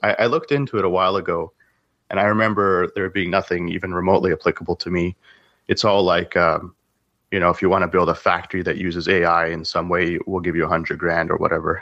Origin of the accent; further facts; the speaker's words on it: Canada; also born or lived in Russia; I was born in Russia, but I grew up in Canada.